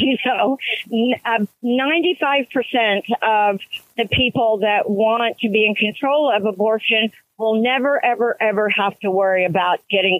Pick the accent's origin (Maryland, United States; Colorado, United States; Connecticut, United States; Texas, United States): Texas, United States; Houston; live in a little bitty town. I'm 160 miles northeast of Houston, which is what I'm driving to. We were born and raised in Houston